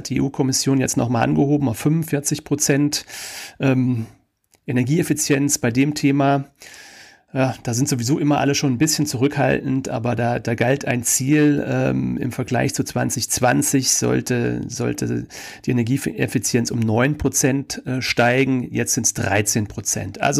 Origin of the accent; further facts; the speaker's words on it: Kaiserslautern, Rhineland-Palatinate, Germany; unter anderem in meiner Heimatstadt Kaiserslautern